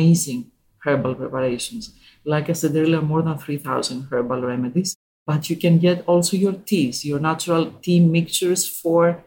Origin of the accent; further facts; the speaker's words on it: Greece; I was born and raised in Greece, and I grew up there.